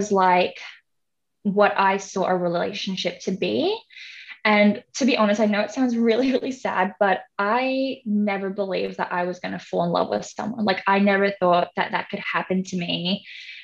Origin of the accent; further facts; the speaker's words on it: Hong Kong; moved away as an adult; now in Australia; I was born and raised in Hong Kong, and then I came to Australia around mid-2012.